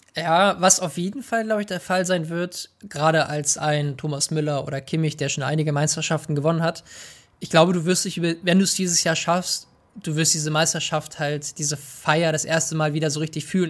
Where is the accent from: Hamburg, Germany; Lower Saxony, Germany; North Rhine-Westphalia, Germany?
Hamburg, Germany; Ich komme hier aus Hamburg, ich sitze hier